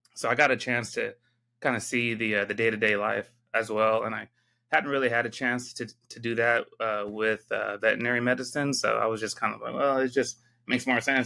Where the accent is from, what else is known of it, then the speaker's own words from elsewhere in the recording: San Diego, California, United States; moved away as an adult; also born or lived in Georgia / Michigan / Arizona; now in Texas, United States; I was born and raised in San Diego.